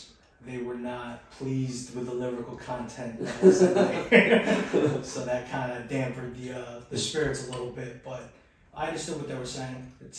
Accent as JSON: {"language": "English", "country": "Philippines", "said": "I'm Filipino, so filial piety is still kind of the thing in that society, and we came from the old world, so."}